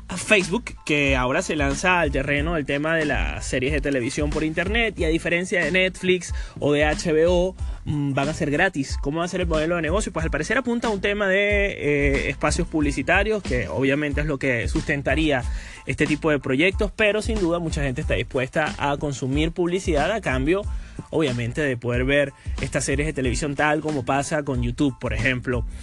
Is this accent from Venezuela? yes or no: yes; Venezuela; now in Madrid, Spain; en mi país, Venezuela